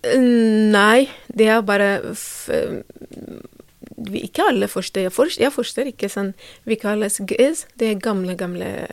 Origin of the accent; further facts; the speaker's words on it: Ethiopia; Norwegian is a second language; moved away as an adult; now in Drammen, Norway; Jeg kommer fra Etiopia